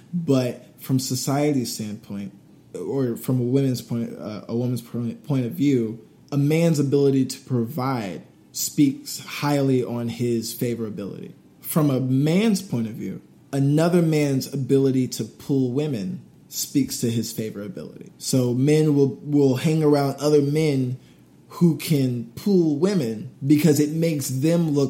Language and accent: English; Suwanee, Georgia, United States; moved away as an adult; also born or lived in Lawrenceville, Georgia / Atlanta, Georgia; now in New York, United States; growing up in Swanee, it was me and a whole bunch of white people